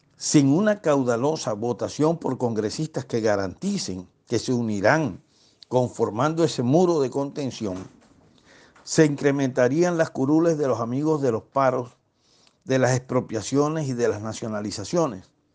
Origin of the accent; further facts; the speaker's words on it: Barranquilla, Atlántico, Colombia; Yo, como costeño caribe y barranquillero